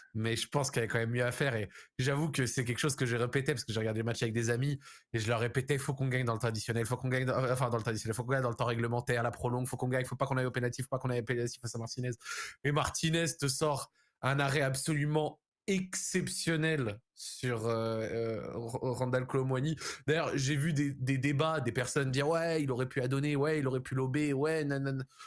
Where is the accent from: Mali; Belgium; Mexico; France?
France; en tant que Français